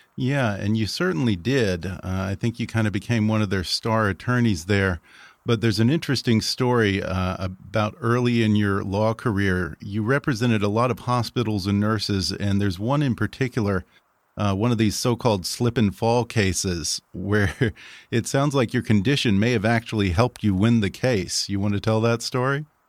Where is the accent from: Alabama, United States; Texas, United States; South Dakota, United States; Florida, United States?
Texas, United States; my home state, the great state of Texas